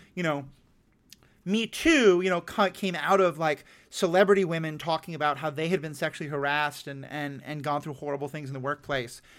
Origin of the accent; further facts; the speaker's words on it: New York City, New York, United States; I grew up in New York City in a Jewish household